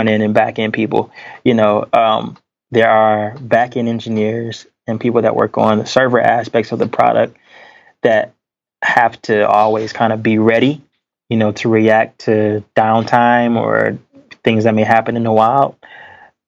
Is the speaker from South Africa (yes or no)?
no; Detroit, Michigan, United States; I grew up in Detroit, you know, the inner city